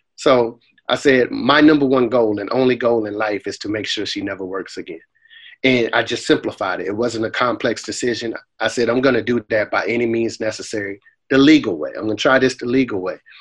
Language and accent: English; Boston, Massachusetts, United States; moved away; also born or lived in Raleigh, North Carolina; I grew up in, in the Roxbury portion of Boston, man, called uh, a housing project called Orchard Park Projects